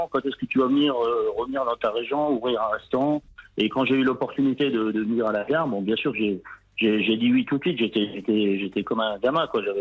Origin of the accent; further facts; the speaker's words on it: Sarreguemines, Grand Est, France; Je suis né à Sarreguemines.